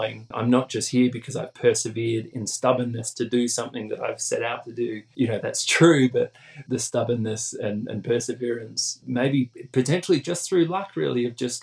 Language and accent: English; Australia; moved away; back home in Australia